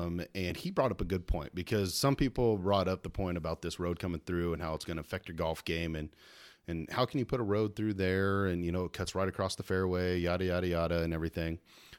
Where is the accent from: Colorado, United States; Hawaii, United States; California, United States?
Colorado, United States; moved away as an adult; now in Salina, United States; I was born and raised in Colorado.